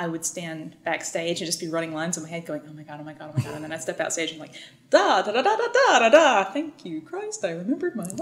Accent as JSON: {"language": "English", "town": "DeFuniak Springs", "region": "Florida", "country": "United States", "said": "I am from a small town here in the Panhandle called Dufuniak Springs, Florida"}